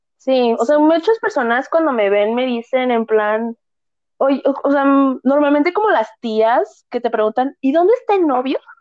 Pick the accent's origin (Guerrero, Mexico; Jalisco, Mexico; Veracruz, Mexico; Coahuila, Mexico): Jalisco, Mexico; Guadalajara; soy de Guadalajara, Jalisco, aquí en México